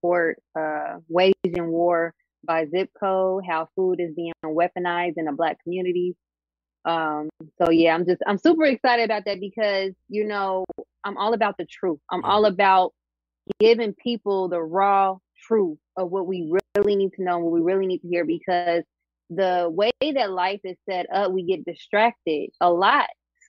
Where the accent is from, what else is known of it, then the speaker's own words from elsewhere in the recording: Dayton, Ohio, United States; I am from Dayton, Ohio.